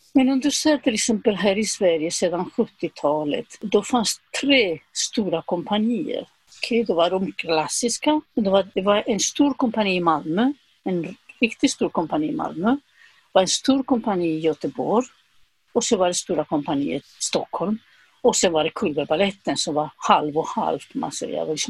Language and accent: Swedish; Zaragoza, Aragon, Spain; Swedish is a second language; moved away as an adult; also born or lived in Madrid; now in Sweden; jag åkte tillbaka till, eh, till Zaragoza, min hemstad.